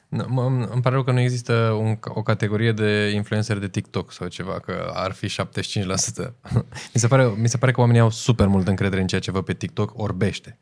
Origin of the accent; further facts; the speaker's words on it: Romania; noi suntem români puternici